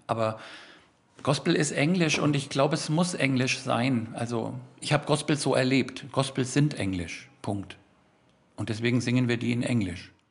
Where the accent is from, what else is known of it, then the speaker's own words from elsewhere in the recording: Germany; first language German; das ist einfach meine Muttersprache